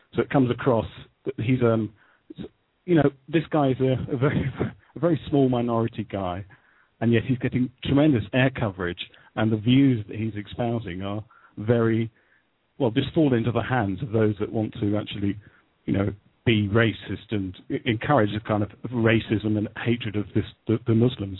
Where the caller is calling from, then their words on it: United Kingdom; calling from Great Britain